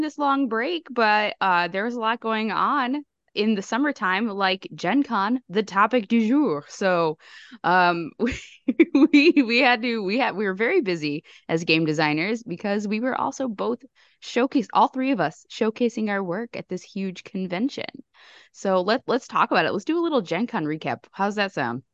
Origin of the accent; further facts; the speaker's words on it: Chicago, Illinois, United States; as another Chicagoan here